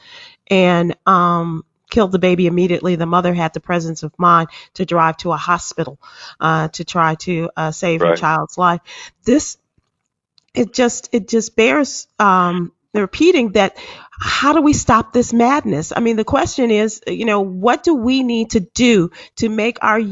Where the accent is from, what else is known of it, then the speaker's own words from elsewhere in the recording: Chicago, Illinois, United States; my hometown of Chicago